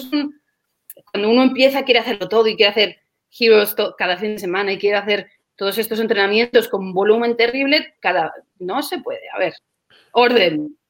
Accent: Segovia, Castile and León, Spain; moved away as an adult; now in Qatar; yo soy originalmente, yo soy de España, yo soy de, Segovia, de una ciudad cerquita de Madrid, pero ahora mismo me encuentro en Qatar

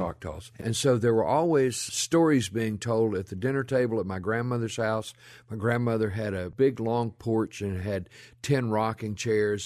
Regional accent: Rolling Fork, Mississippi, United States; moved away as an adult; now in Memphis, United States; I grew up down in the Mississippi Delta

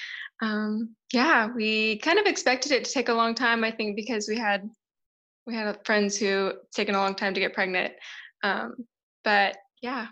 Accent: Tennessee, United States; moved away as an adult; now in South Africa; I'm from the States. I'm from Tennessee in the South. And I moved to South Africa 5 years ago

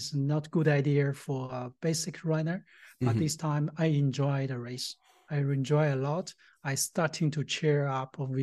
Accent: Tianjin, China; moved away as an adult; also born or lived in India / Singapore; now in Germany; I was born in Tianjin, China

